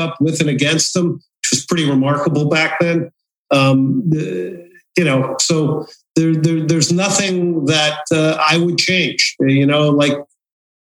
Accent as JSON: {"language": "English", "town": "East Rutherford", "region": "New Jersey", "country": "United States", "tie": "born or raised there", "moved": "yes", "lives_now": "Houston, United States", "said": "I grew up near Giant Stadium in East Rutherford, New Jersey"}